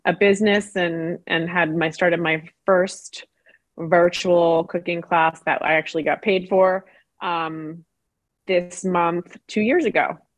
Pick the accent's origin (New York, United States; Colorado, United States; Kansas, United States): New York, United States; New York City; I grew up in Brooklyn, New York